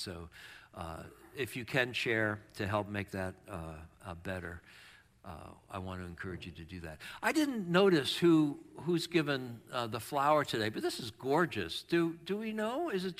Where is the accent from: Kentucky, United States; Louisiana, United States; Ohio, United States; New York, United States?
New York, United States; also born or lived in Chicago / Boston; I kept thinking about how I was raised in New York, Chicago, and Boston, and big snow all the time, and how much I'm freezing now when it gets to be 50.